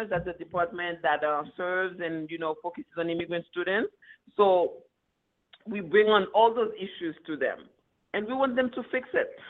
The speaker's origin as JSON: {"language": "English", "town": "Queens", "region": "New York", "country": "United States", "tie": "born or raised there", "said": "I grew up in Queens, so I wasn't in Brooklyn."}